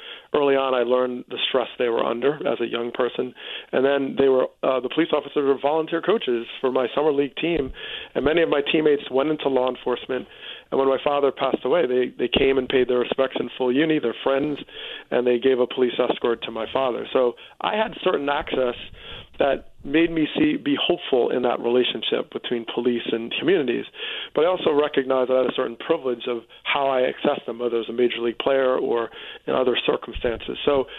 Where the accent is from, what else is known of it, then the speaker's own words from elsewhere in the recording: Teaneck, New Jersey, United States; I grew up in Teaneck, New Jersey, which voluntarily desegregated in the 60s.